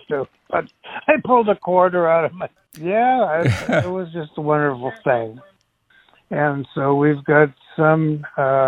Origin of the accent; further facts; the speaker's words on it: Malden, Massachusetts, United States; moved away as an adult; My hometown, which is Malden, Mass.